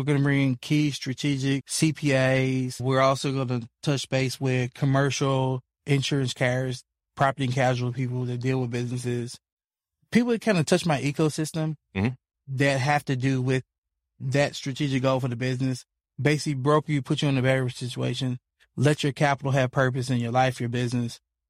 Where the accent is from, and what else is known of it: Memphis, Tennessee, United States; born or raised there